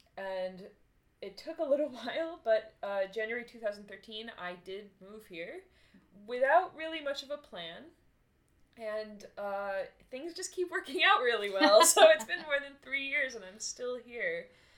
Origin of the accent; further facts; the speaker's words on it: Boston, Massachusetts, United States; I'm from Boston, which maybe you can't pick up from my accent because I do not have a Boston accent.